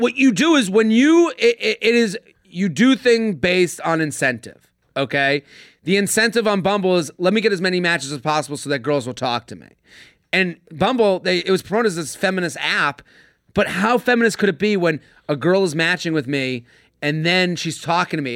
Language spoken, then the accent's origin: English; outside of Boston, Massachusetts, United States; I'm from Boston. I'm from outside of Boston